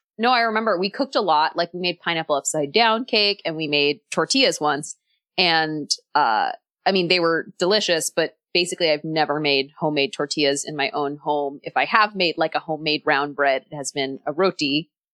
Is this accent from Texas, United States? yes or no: yes; Texas, United States; I'm from Texas